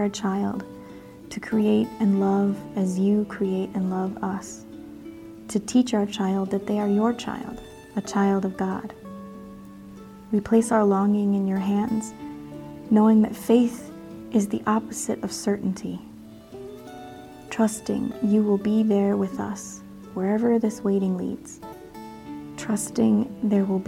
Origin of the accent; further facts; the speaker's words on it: Northwest Iowa, United States; I grew up in Northwest Iowa, and actually really close to the border of Minnesota